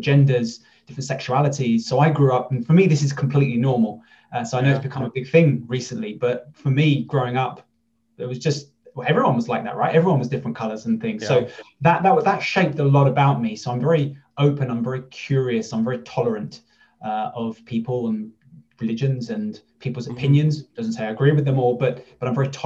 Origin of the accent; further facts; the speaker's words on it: London, United Kingdom; I was born and raised in London, England.